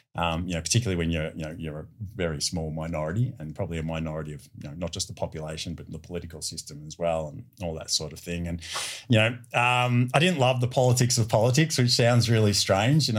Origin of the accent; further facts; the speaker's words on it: Melbourne, Victoria, Australia; my hometown of, of Melbourne